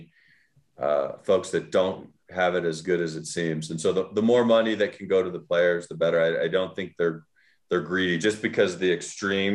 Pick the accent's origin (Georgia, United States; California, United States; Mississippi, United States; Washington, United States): California, United States; Oakland; I grew up in Oakland